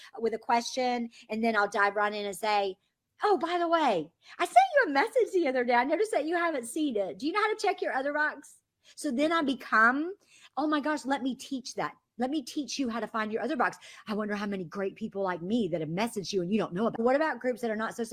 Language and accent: English; the South, United States; I'm from the South